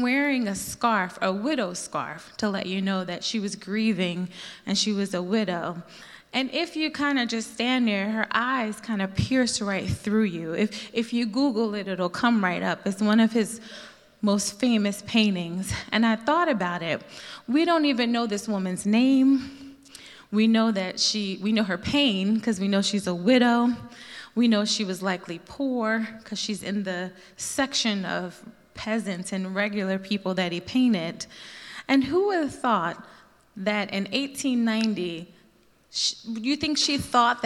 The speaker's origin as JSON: {"language": "English", "town": "Philadelphia", "region": "Pennsylvania", "country": "United States", "said": "I'm from Philly"}